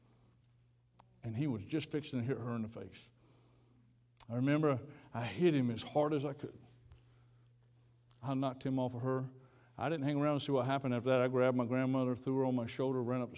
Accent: Georgia, United States; I grew up down in Georgia

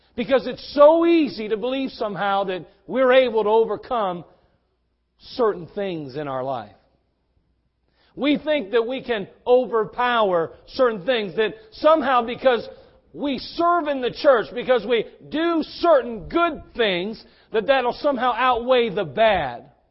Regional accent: West Virginia, United States; accent: West Virginia; my West Virginia accent

